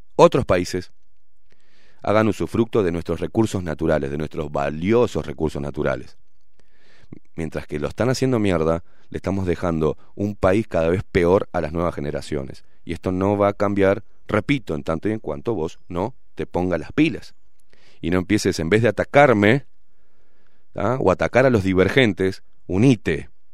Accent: Uruguay; como todo uruguayo que venimos en la rosca

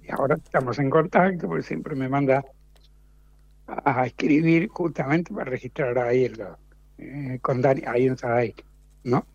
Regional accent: Mendoza, Argentina; moved away as an adult; now in Buenos Aires, Argentina; yo soy mendocino.

